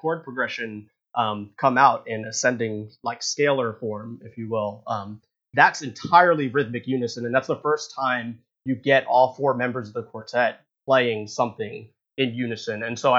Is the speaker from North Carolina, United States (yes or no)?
yes; North Carolina, United States; We're both from North Carolina, actually